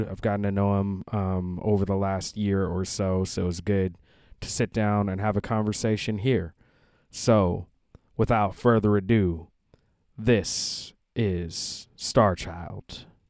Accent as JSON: {"language": "English", "town": "Seattle", "region": "Washington", "country": "United States", "tie": "born or raised there", "moved": "yes", "said": "Seattle originally"}